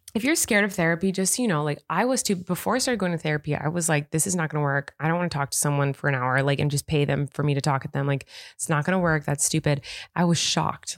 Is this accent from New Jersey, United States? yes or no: no; California, United States; I am from California, born and raised